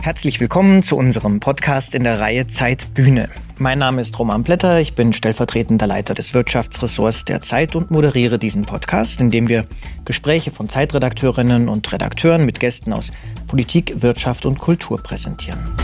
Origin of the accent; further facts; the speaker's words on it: Munich, Bavaria, Germany; ich selbst bin gebürtiger Münchner